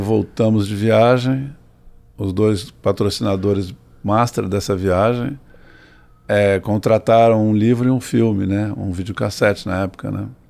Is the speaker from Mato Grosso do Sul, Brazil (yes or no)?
no; Santos, São Paulo, Brazil; now in São Paulo, Brazil; quando era criança, nós morávamos em Santos